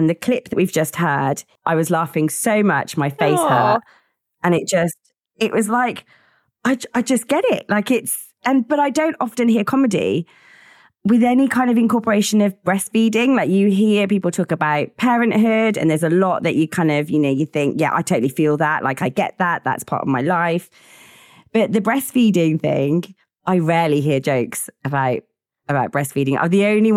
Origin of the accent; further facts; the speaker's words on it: Midlands, United Kingdom; I grew up in the Midlands